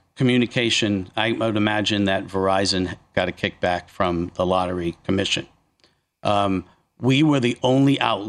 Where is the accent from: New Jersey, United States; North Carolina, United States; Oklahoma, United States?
New Jersey, United States; northeastern; Jersey's a big place, especially northeastern New Jersey, where it's, you know, I'm just outside. I mean, I grew up in the Sopranos area. You know, Uncle June's house is down the street from me. Oh, yeah. Satriali's is next town over. You know, so I'm an Italian